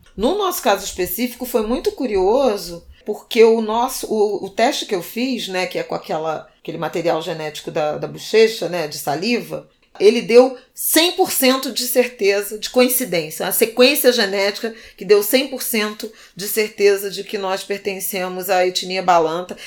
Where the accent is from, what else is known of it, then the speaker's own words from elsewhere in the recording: Rio de Janeiro, Brazil; Eu cresci num conjunto habitacional em Irajá